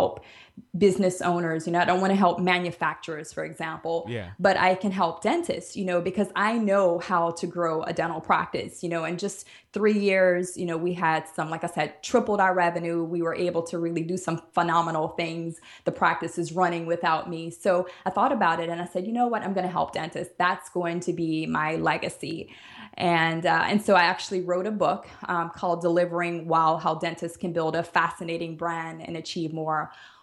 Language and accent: English; New Orleans, Louisiana, United States; moved away as an adult; also born or lived in Alabama; now in Jamaica; I am originally from New Orleans